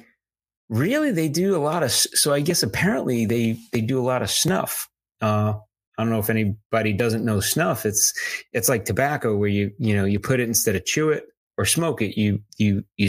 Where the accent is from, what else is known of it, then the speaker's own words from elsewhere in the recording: United States; As an American